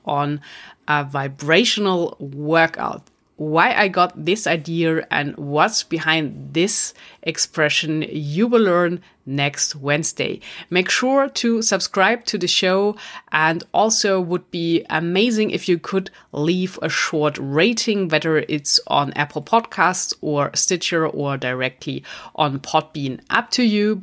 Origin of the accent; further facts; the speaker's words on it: Stuttgart, Baden-Württemberg, Germany; Stuttgart, my hometown in Germany